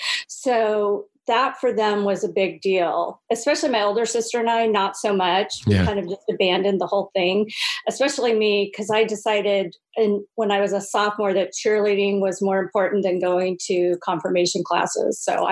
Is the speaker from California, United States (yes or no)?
yes; Sacramento, California, United States; also born or lived in San Bernardino, California; my dad moved us up to Northern California. So that's primarily where I grew up.